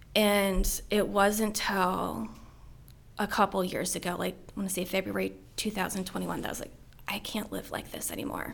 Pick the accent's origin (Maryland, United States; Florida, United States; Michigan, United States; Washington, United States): Maryland, United States; Middletown; I grew up here in Frederick County, just over Braddock Mountain, Middletown. Um, grew up here my whole life